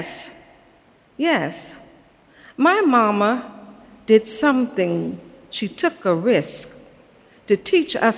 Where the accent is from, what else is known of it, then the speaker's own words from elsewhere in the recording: Savannah, Georgia, United States; I grew up in Savannah, Georgia